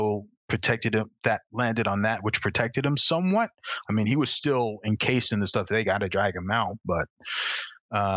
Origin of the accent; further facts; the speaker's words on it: New York, United States; also born or lived in Canada; being a New Yorker